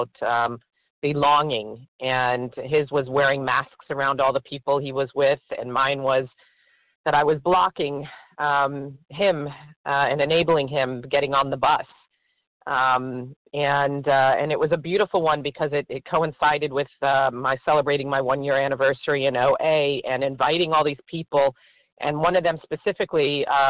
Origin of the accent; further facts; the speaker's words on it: Florida, United States; I am from Florida.